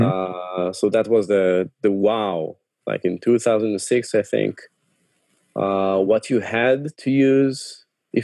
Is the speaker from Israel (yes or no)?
yes; Tel Aviv, Tel Aviv District, Israel; I'm from Tel Aviv